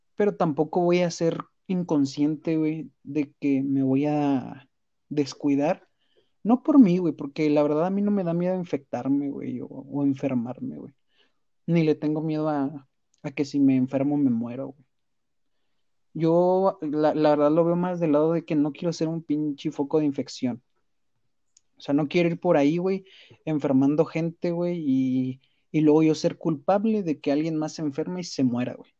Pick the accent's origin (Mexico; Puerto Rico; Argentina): Mexico; como mexicanos